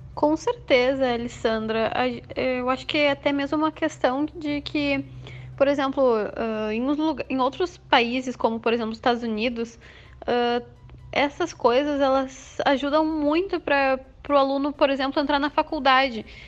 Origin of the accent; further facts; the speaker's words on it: Eldorado do Sul, Rio Grande do Sul, Brazil; eu sou do Rio Grande do Sul, de Eldorado do Sul, pertinho de Porto Alegre